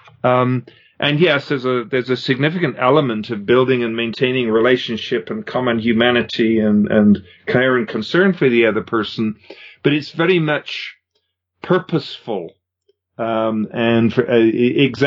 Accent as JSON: {"language": "English", "region": "England", "country": "United Kingdom", "tie": "born or raised there", "moved": "as an adult", "lives_now": "Canada", "said": "I grew up in England. I came to Canada when I was just after I graduated."}